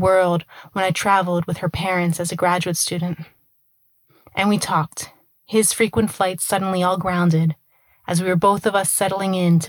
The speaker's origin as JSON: {"language": "English", "country": "United States", "moved": "yes", "lives_now": "Rome, Italy", "said": "yes, we're American, but we live in Rome. We've lived in Rome for years."}